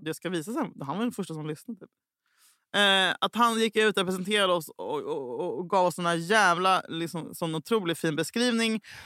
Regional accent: Gothenburg, Västra Götaland, Sweden; jag är fucking göteborgare

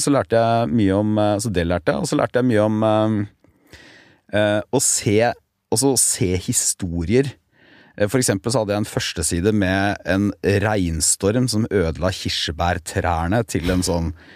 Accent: Telemark, Norway; moved away as an adult; also born or lived in Porsgrunn; now in Oslo, Norway; hjemme i Telemark

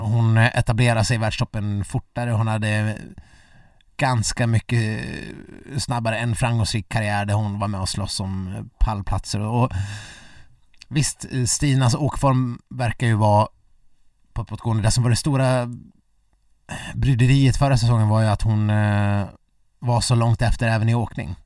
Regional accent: Dalarna County, Sweden; jag, som eh, äkta mas

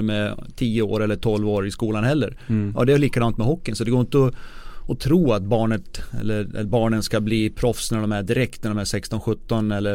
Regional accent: Avesta, Dalarna County, Sweden; moved away; also born or lived in Detroit; jag kommer från Avesta i Dalarna

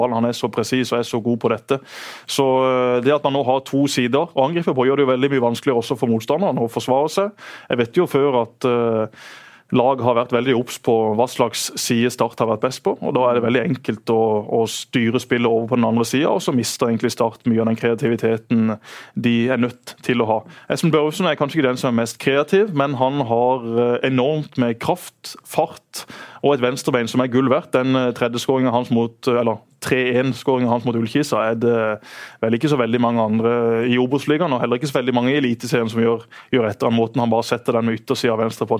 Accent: Søgne, Agder, Norway; Jeg bodde da i Vige og i Hummerviga

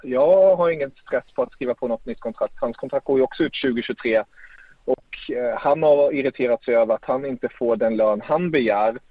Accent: Germany; som tysk älskar jag ju det.

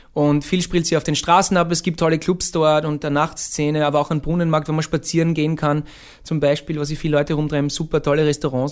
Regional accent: Graz, Styria, Austria; wir sind eigentlich keine Wiener Band, wir sind eine Grazer Band

